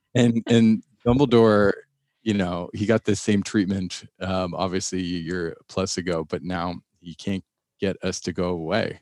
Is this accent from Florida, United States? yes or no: yes; Miami, Florida, United States; I grew up in Miami